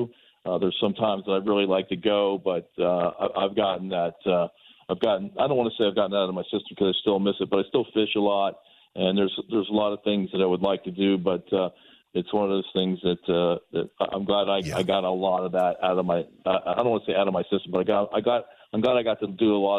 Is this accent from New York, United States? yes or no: no; Florida, United States; I grew up in South Florida.